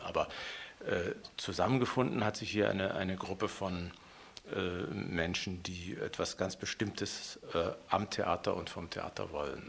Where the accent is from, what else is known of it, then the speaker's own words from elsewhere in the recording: Leipzig, Saxony, Germany; moved away as an adult; also born or lived in West Berlin / Hannover / Hamburg / Vienna; now in Munich, Germany; Ich bin in der Gottschedstraße geboren, da aufgewachsen